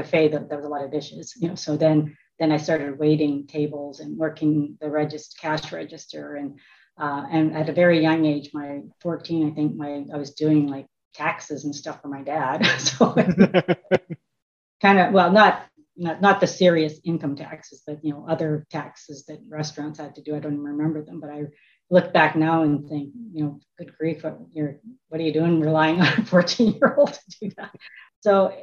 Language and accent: English; Quill Lake, Saskatchewan, Canada; I was born in Quill Lake, Saskatchewan. The town has 500 people, and it's that includes the cats and dogs, but it's a very small little village in Saskatchewan. My parents immigrated from China. So my dad was here in 49 and my mom came over in 59. And so I was raised